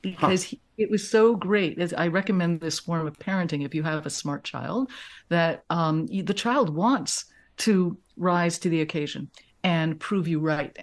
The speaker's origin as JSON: {"language": "English", "town": "New York City", "region": "New York", "country": "United States", "tie": "born or raised there", "said": "I grew up in Manhattan in an apartment"}